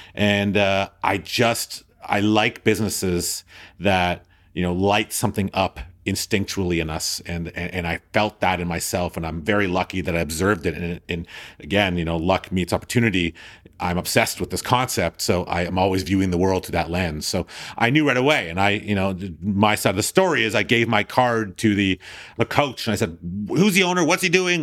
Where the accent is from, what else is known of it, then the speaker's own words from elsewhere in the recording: Thornhill, Ontario, Canada; I'm this Jew from Thornhill